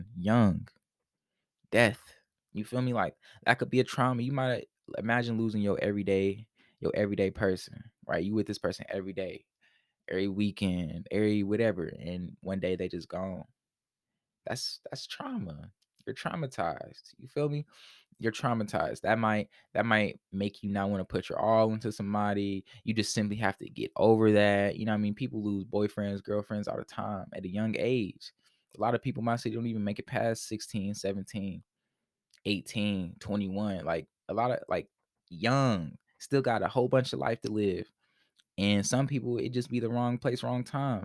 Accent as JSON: {"language": "English", "town": "Indianapolis", "region": "Indiana", "country": "United States", "tie": "born or raised there", "said": "I grew up in poverty, right? So, I'm, I'm from Indianapolis, Indiana"}